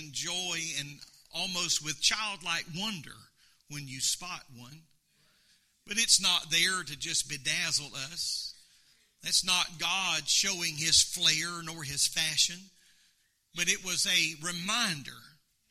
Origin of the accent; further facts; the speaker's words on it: United States; I am an American